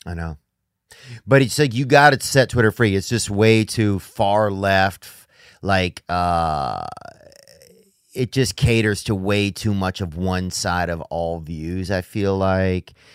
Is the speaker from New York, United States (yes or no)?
no; Louisiana, United States; I'm from Louisiana